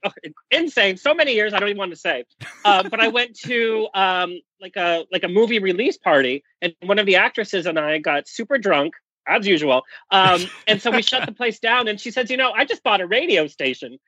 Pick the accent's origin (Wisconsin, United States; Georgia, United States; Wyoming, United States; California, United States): California, United States; Orange County; born and raised in Orange County.